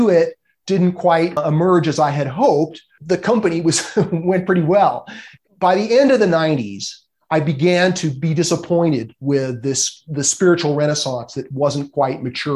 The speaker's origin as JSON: {"language": "English", "town": "Los Angeles", "region": "California", "country": "United States", "tie": "born or raised there", "said": "I grew up in Los Angeles"}